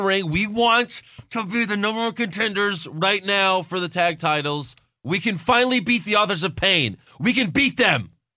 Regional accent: Sugar Land, Texas, United States; born or raised there; also born or lived in Long Island, New York

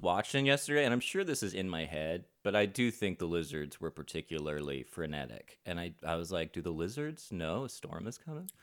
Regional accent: Florida, United States; moved away; I'm from Florida. We never did any of that crap

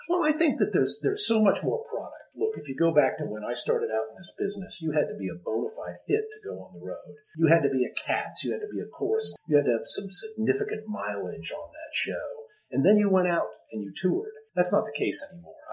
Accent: Dayton, Ohio, United States; born or raised there; moved away

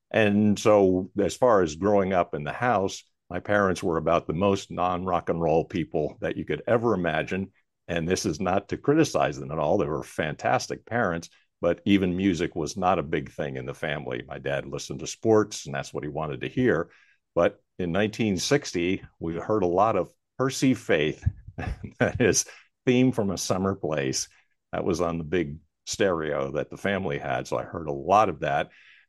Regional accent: Jersey City, New Jersey, United States; also born or lived in Philadelphia area; But I was actually born in Jersey City, New Jersey. So I'm definitely a Jersey boy, but a little bit further north of …. And then also lived outside the area of Philadelphia too

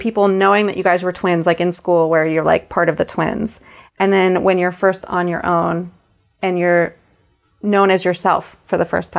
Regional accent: New Jersey, United States; we're both from Jersey.

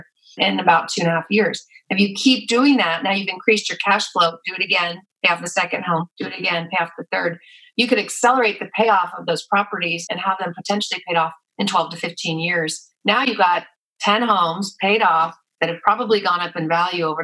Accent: San Francisco Bay Area, California, United States; I'm from the San Francisco Bay Area

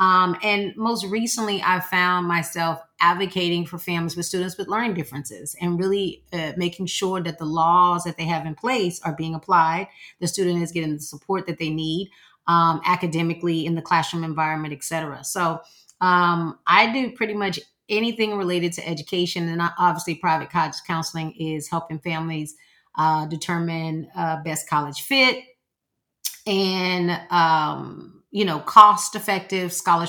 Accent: Houston, Texas, United States; I'm from Houston, Texas.

